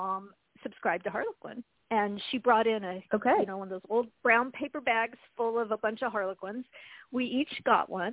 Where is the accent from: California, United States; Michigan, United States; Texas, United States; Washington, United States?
Washington, United States; Spokane; I grew up in Spokane, Washington, so I'm still living in Washington